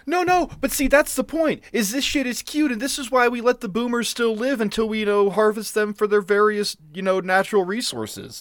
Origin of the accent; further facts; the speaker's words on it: Eastern Plains, Colorado, United States; We grew up on the Eastern Plains